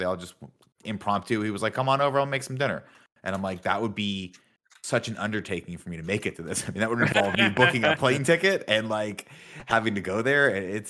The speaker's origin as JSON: {"language": "English", "region": "Southern California", "country": "United States", "tie": "born or raised there", "moved": "as an adult", "said": "I grew up in Southern California"}